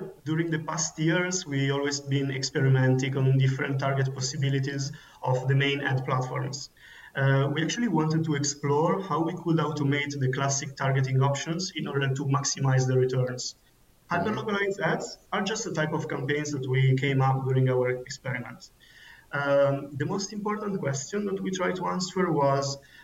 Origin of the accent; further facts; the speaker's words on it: Milan, Lombardy, Italy; now in Munich, Germany; I come originally from Milan, Italy, and I'm currently living in Munich, Germany.